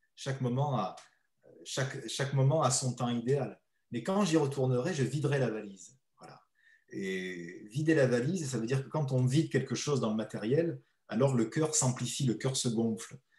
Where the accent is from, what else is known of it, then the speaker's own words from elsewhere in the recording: the Midi, southern France, France; en bon méridional